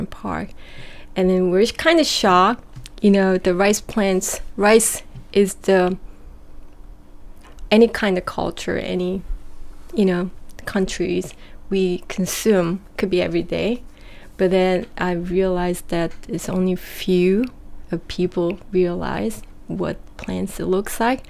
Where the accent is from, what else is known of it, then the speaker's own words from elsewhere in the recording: South Korea; also born or lived in Japan; now in New York City, United States; what I grew up in Korea